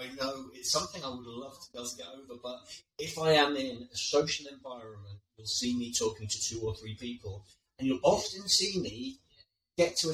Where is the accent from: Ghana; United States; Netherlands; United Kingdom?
United Kingdom; the north of England; now in London, United Kingdom; I am a northerner that grew up in, weren't very well off